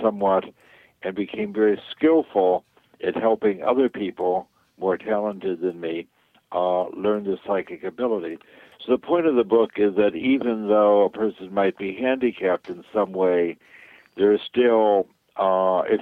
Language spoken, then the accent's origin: English; New York, United States; moved away as an adult; also born or lived in California; So I grew up in New York where I was doing magic and physics.